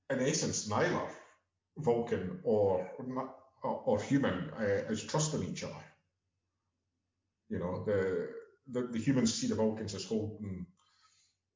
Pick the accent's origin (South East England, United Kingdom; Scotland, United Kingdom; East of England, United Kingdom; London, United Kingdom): Scotland, United Kingdom; As the Scotsman here